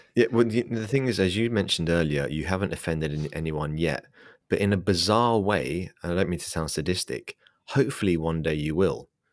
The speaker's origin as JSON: {"language": "English", "region": "England", "country": "United Kingdom", "said": "I'm English, I'm an Englishman."}